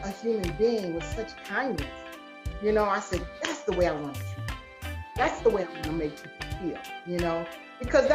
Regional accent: Columbia, South Carolina, United States; I joined a local band in my hometown, Columbia, South Carolina

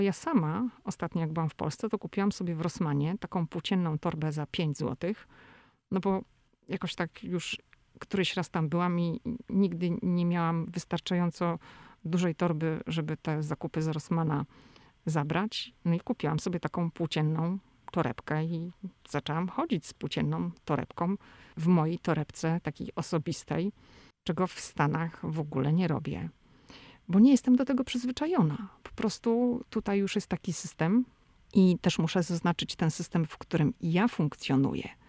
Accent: Poland; now in United States; jestem z Polski, jestem przyzwyczajona do polskiej kuchni

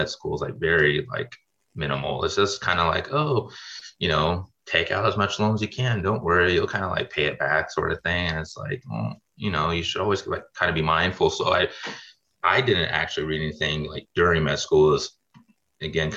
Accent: Sacramento, California, United States; moved away as an adult; also born or lived in Grenada / Midwest; I'm originally from Sacramento, California, and kind of did all my undergrad out there.

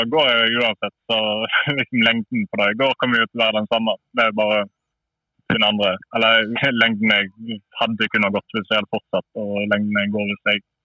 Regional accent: neighbouring municipality of Fitjar, Vestland, Norway

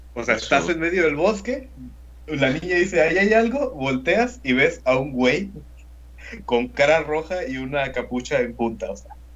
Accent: Mexico; also born or lived in Tampico, Tamaulipas; Nosotros somos de México.

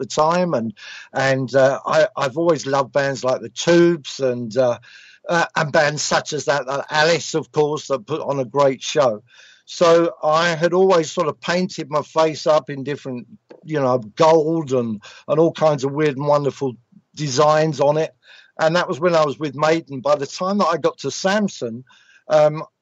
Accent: London, United Kingdom; also born or lived in Sicily; I wasn't an East End Londoner, so I was a little bit out of my league because I came from Southeast London, so I wasn't an East Ender

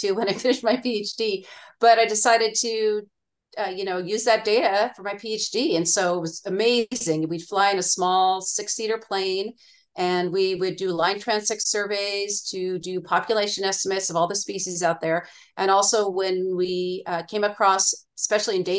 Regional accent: Northern California, United States; I'm originally from Northern California. My dad was a professor at Humboldt State, and I grew up on the ocean

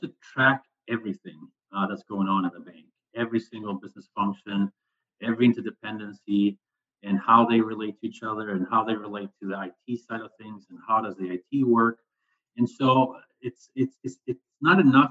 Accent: Sweden; moved away; I'm originally from Sweden

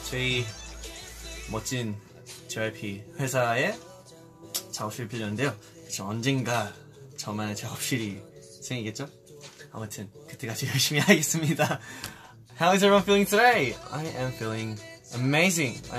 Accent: Australia; now in South Korea; 저는 이제 또 호주에서 왔었잖아요. 그래서 호주에 있었던 일들 아니면 여기로 온 계기나

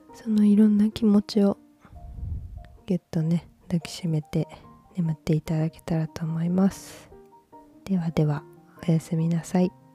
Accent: Osaka, Japan; accent: Kansai dialect; moved away; 私は大阪出身なので

